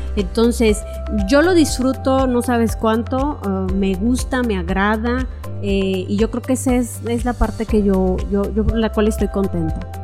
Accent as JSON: {"language": "Spanish", "town": "Córdoba", "region": "Veracruz", "country": "Mexico", "tie": "born or raised there", "moved": "as an adult", "lives_now": "Ciudad del Carmen, Mexico", "said": "yo venía de la ciudad de Córdoba, Veracruz, de donde yo soy originaria"}